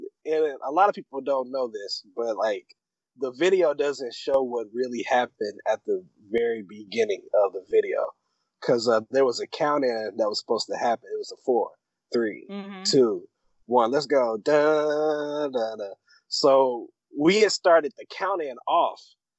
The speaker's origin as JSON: {"language": "English", "town": "Muncie", "region": "Indiana", "country": "United States", "tie": "born or raised there", "moved": "as an adult", "lives_now": "Indianapolis, United States", "said": "I'm originally from Muncie. Born and raised in Muncie."}